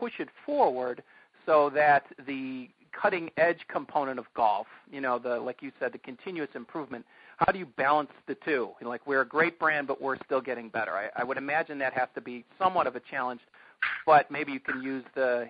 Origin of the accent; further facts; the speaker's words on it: Chicago, Illinois, United States; I think one of the things that makes me proud as a Chicagoan